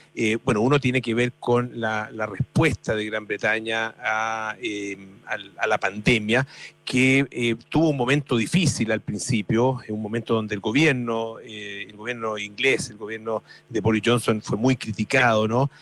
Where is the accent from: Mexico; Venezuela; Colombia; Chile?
Chile; los chilenos siempre decimos que somos los ingleses de Latinoamérica